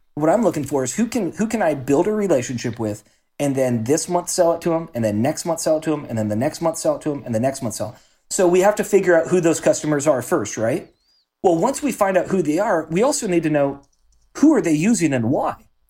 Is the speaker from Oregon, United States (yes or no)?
yes; Salem, Oregon, United States; born and raised in Salem, Oregon